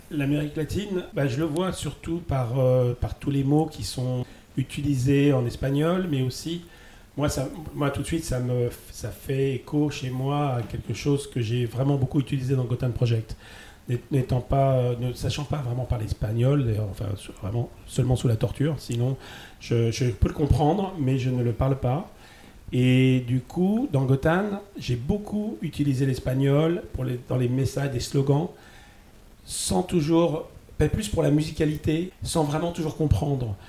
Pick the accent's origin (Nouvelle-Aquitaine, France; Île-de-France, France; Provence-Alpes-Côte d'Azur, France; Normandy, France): Île-de-France, France; Paris; la chance d'habiter à Paris